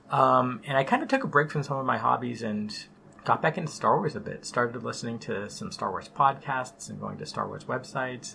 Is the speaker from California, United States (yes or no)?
yes; San Jose, California, United States; we grew up in San Jose